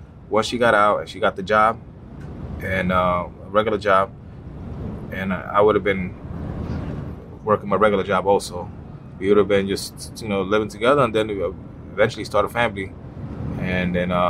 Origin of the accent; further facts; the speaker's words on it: Jersey City, New Jersey, United States; I'm from Jersey City, New Jersey